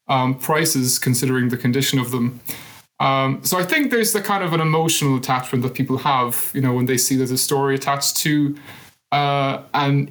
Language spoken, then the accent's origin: English; Cork, Munster, Ireland; there's a big thing in Cork where we say